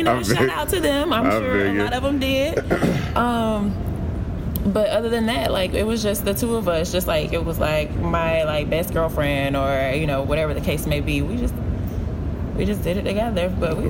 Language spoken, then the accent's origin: English; St. Augustine, Florida, United States; moved away as an adult; also born or lived in Jacksonville, Florida; now in Washington, D.C., United States; growing up in St. Augustine.